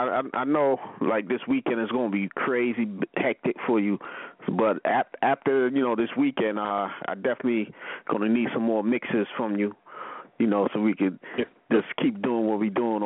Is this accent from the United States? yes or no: no; Sydney, New South Wales, Australia; I'm from Sydney, Australia.